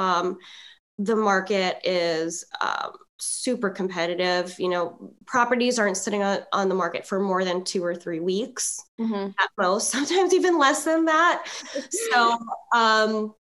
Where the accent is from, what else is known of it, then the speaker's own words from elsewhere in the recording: Philippines; I'm Filipino